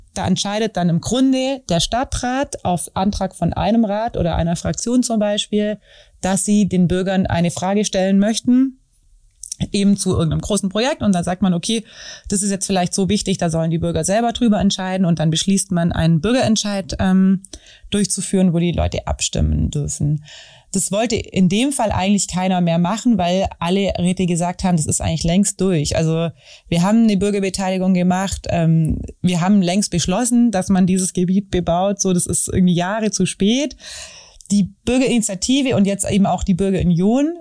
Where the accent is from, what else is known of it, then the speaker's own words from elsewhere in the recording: Wangen im Allgäu, Baden-Württemberg, Germany; ich komme aus Wangen